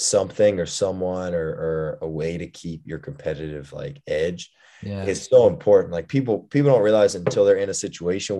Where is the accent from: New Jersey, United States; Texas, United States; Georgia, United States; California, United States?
Texas, United States; Houston; moved away as an adult; also born or lived in Indiana; I'm from originally from Houston, Texas. I grew up, I have three brothers